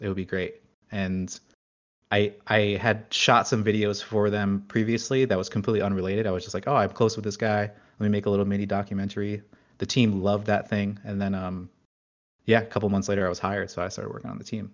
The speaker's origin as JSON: {"language": "English", "region": "New Jersey", "country": "United States", "tie": "born or raised there", "said": "I grew up in New Jersey, right outside of New York"}